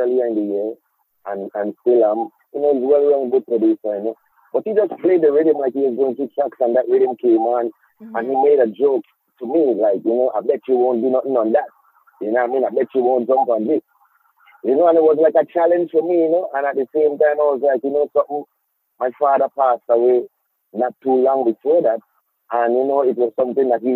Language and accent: English; Charlotte Amalie, U.S. Virgin Islands; growing up in the Virgin Islands